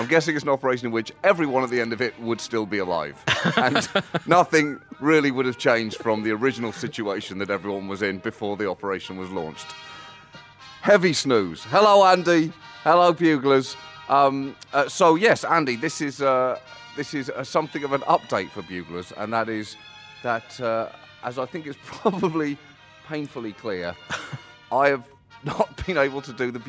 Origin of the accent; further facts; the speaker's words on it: United Kingdom; moved away; I am the British John Oliver